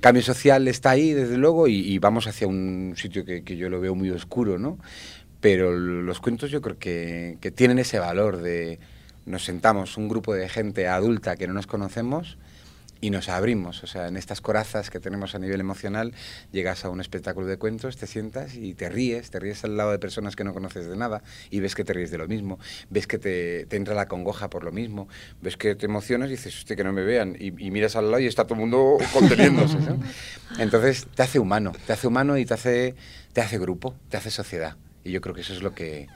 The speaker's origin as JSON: {"language": "Spanish", "region": "Valencian Community", "country": "Spain", "said": "yo soy valenciano, yo soy valenciano"}